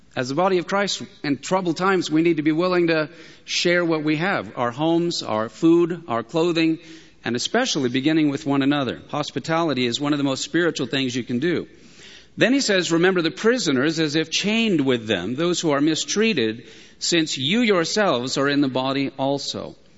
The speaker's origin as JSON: {"language": "English", "town": "San Diego", "region": "California", "country": "United States", "said": "I'm from San Diego. I have San Diego blood"}